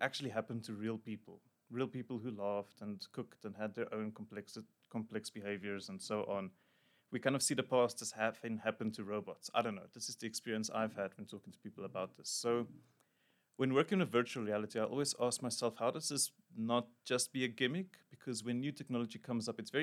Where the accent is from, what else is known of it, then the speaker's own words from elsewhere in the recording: Emalahleni, Mpumalanga, South Africa; moved away as an adult; also born or lived in Pretoria / Johannesburg; I grew up in Emalahleni in Mpumalanga.